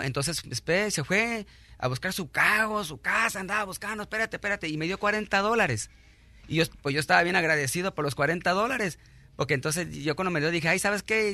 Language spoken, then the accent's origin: Spanish; Rosarito, Baja California, Mexico; now in United States; Yo soy de Rosarito, Baja California